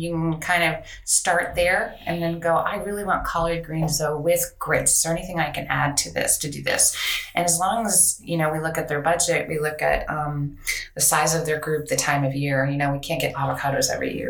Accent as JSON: {"language": "English", "region": "Colorado", "country": "United States", "tie": "born or raised there", "moved": "as an adult", "lives_now": "Virginia, United States", "said": "I'm from Colorado. Are Colorado native? Went to CU"}